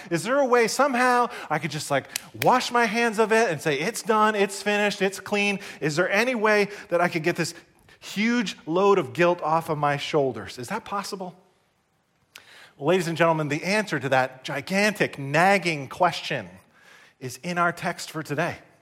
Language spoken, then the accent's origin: English; New Jersey, United States; I grew up here in New Jersey